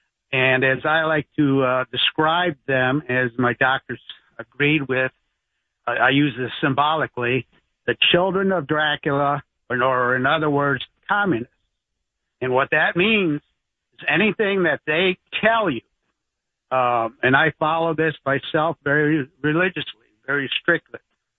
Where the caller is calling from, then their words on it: Livonia, Michigan, United States; I'm calling from Southeast Michigan, Livonia, Michigan, to be exact.